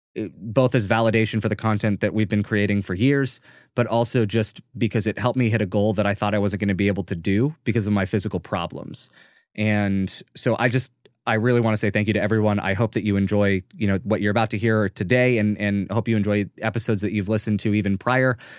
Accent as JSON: {"language": "English", "country": "United States", "said": "we're two people from America"}